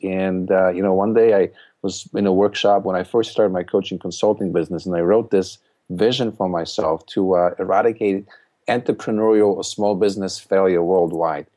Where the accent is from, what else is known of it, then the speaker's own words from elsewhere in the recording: Poland; English is a second language; moved away as an adult; now in United States; I, uh, came to the United States in, from Poland in nineteen eighty-nine